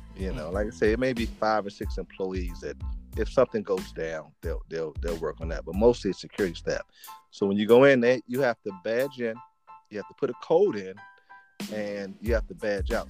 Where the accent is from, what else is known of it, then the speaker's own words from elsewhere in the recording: Washington, District of Columbia, United States; now in Maryland, United States; I'm from Washington D.C. Um, currently living in I live in Maryland, which is about ten minutes outside of um, outside of D.C. Um, okay. mm-hmm. Yeah, been here all my life. You know, born and raised here